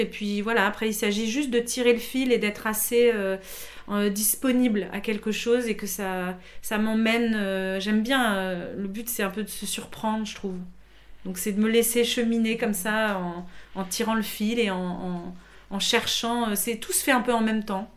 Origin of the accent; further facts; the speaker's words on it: Paris, Île-de-France, France; moved away as an adult; also born or lived in Montreal, Quebec; je suis parisienne vraiment. Alors je suis née à Paris, j'ai grandi à Paris.